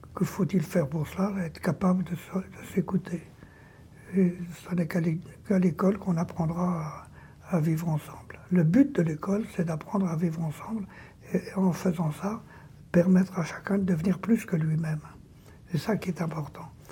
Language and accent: French; France; chez moi, en France